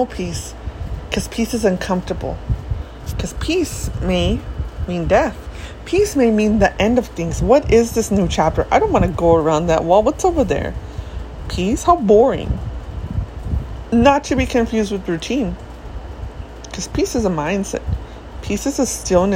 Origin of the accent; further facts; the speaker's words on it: United States; also born or lived in Mexico; I love the US.